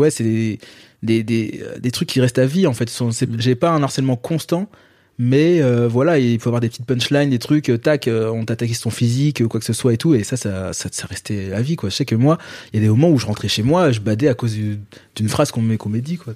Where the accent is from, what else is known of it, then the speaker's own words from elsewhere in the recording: Paris, Île-de-France, France; also born or lived in Guadeloupe; Dans Paris. Dans pur parisien. Euh, voilà, j'ai grandi dans le 14e.